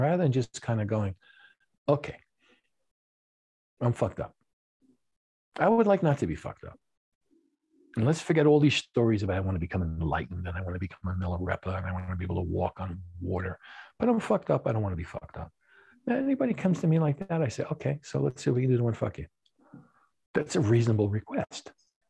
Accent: New York City, New York, United States; And, you know, things which I had growing up in New York City, that was a place where the Jews were right, Palestinians are wrong.

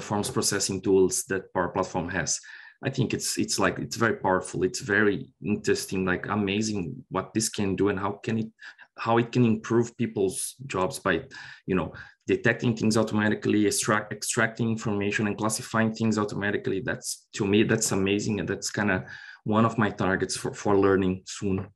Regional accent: Brazil; moved away as an adult; also born or lived in Ireland; now in Dublin, Ireland; I'm originally from Brazil. I worked in Brazil like for nine years and I moved to Ireland in 2018.

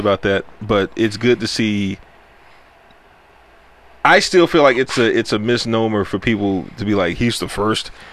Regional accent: United States; I grew up in the hood. I grew up in Sunnyside.

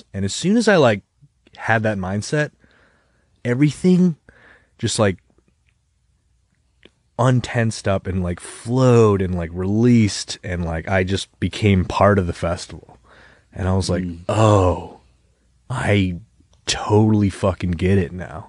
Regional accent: Webster, New York, United States; We grew up together in Webster

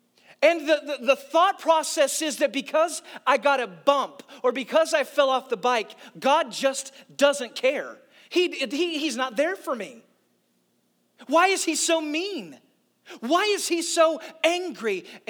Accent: St. Louis, Missouri, United States; also born or lived in Nashville / Orlando; I grew up in church in St. Louis and then Nashville and then Orlando, and now here.

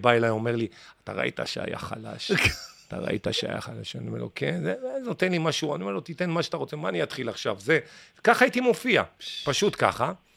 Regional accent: Ashdod, Southern District, Israel; moved away as an adult; also born or lived in Mitzpe Ramon; now in Tel Aviv, Israel; אני בא לאשדוד עכשיו, אני לא מכיר את אשדוד, הבית שלי, שנולדתי בו, הפך להיות רב קומות

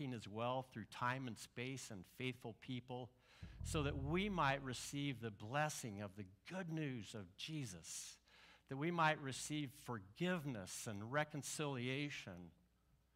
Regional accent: Mattoon, Illinois, United States; moved away; I grew up in Mattoon, Illinois.

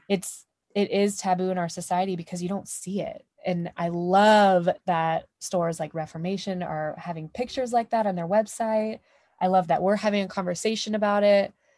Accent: Texas, United States; I'm from here, I'm from the States, I'm from Texas, I'm from the Deep South.

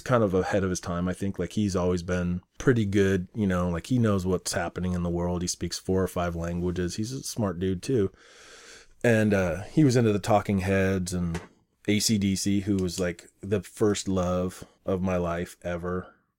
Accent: Mountlake Terrace, Washington, United States; born or raised there; also born or lived in Portland, Oregon / Beaverton, Oregon

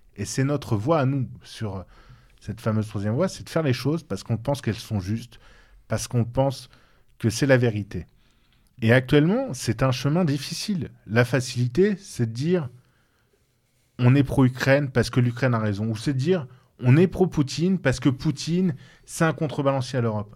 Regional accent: France; nous sommes nous-mêmes des Français

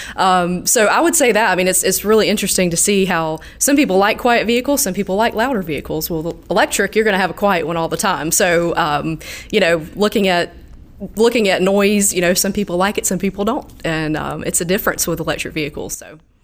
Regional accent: Southeast Georgia, United States; So I'm from the Southeast Georgia area. Um, so I was able to stay close to home when I went to college

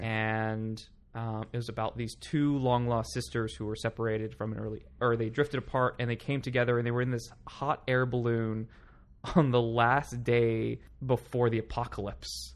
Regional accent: Palm Springs, California, United States; now in New York City, United States; I grew up in Palm Springs, California.

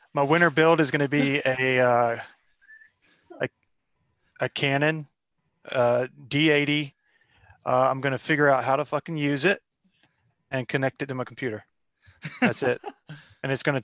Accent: Sumter, South Carolina, United States; now in Columbia, United States; I'm from Sumter. I now reside in Columbia, South Carolina

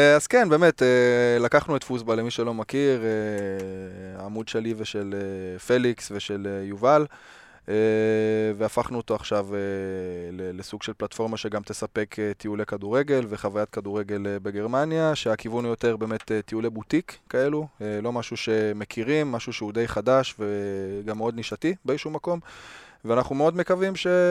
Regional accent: the Ruhr area, North Rhine-Westphalia, Germany; moved away; האזור של, אה, שגם אני מגיע ממנו

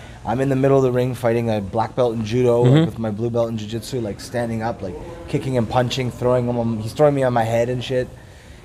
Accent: Vancouver, British Columbia, Canada; moved away as an adult; also born or lived in Costa Rica / Boston; now in New York, United States; But I was brought up in Vancouver. I went to school in Vancouver

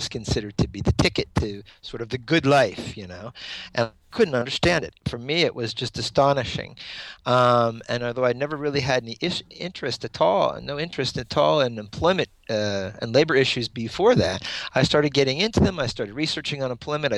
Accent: Pennsylvania, United States; moved away as an adult; also born or lived in Washington, D.C.; my home state of Pennsylvania

